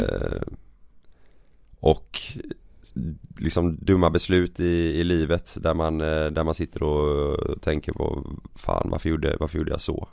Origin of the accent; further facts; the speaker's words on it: Partille, Västra Götaland, Sweden; also born or lived in Gothenburg; jag växte upp i, i Partille